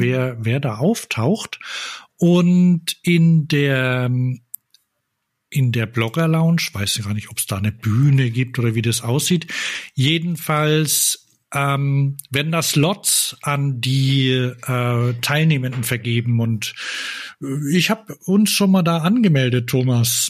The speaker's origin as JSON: {"language": "German", "town": "Bamberg", "region": "Bavaria", "country": "Germany", "tie": "born or raised there", "said": "wir sind da geboren in Bamberg."}